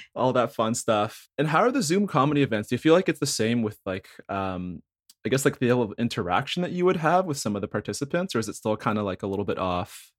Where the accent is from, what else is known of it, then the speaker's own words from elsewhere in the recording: Thornhill, Ontario, Canada; also from Thornhill